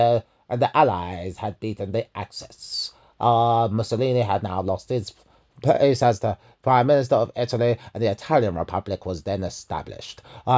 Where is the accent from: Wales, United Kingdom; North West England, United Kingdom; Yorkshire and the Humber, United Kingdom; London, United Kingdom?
London, United Kingdom; …, one of London 10.